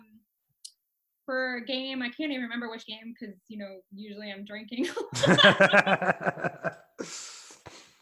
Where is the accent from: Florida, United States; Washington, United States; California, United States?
Florida, United States; Central; I'm originally from Central Florida, I moved back here